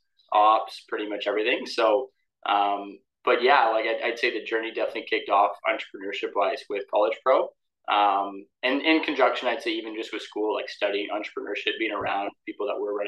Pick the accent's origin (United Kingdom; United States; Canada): Canada; Windsor, Ontario; There wasn't really anyone in my territory, which was kind of good because I had the entire Windsor area to operate in.